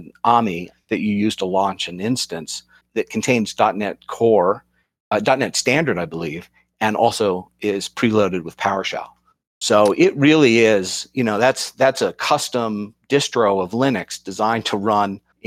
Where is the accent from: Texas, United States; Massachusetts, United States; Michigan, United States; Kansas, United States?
Massachusetts, United States; Boston; I'm from the Boston area